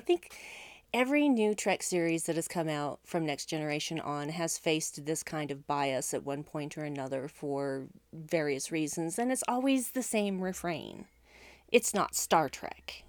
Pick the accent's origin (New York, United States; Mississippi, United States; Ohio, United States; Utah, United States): Utah, United States; I was born and raised in Utah and live here uh, to this day